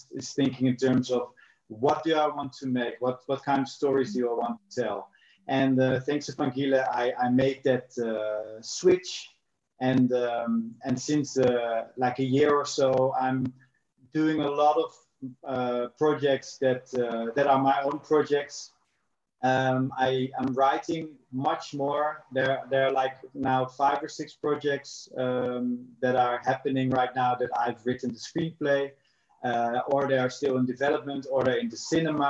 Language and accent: English; Netherlands; moved away as an adult; also born or lived in South Africa; I'm from the Netherlands. I've lived in South Africa for 10 years.